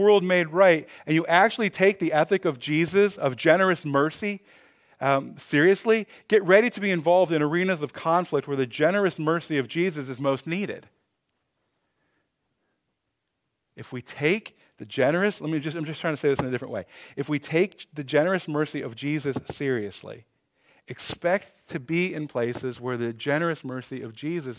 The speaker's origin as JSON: {"language": "English", "town": "Cleveland", "region": "Ohio", "country": "United States", "tie": "born or raised there", "said": "So when I was young, I grew up in Cleveland, Ohio."}